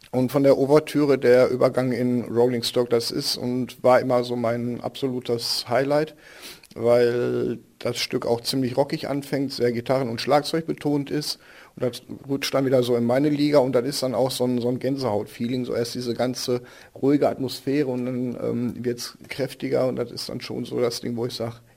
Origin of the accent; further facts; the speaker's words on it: Bochum, North Rhine-Westphalia, Germany; born there; Ich hause in Grumme. Äh, ich bin gebürtiger Bochumer und von daher ähm, gibt Millionen Gründe zu sagen, dass Bochum toll ist.